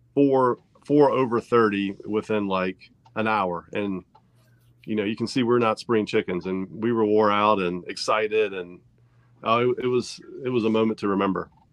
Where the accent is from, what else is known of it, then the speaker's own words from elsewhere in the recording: Central Virginia, United States; we're from Central Virginia, and we fish uh, primarily on the James River